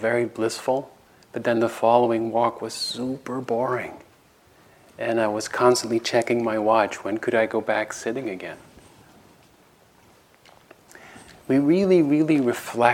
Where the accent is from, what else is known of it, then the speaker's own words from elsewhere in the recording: Netherlands; moved away; I have a meditation teacher in Holland, in my home country